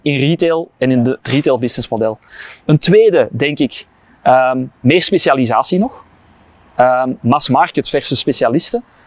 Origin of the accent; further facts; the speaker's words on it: Kempen, Flanders, Belgium; ik ben ook van de Kempen, dus ik heb wel iets met de Kempen